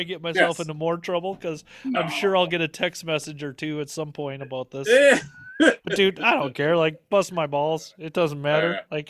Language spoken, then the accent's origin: English; Minnesota, United States; accent: Minnesota; And …, like, you're from Minnesota, aren't you? I'm like, yep. She goes, I can tell with the accent. I'm from Minnesota, so.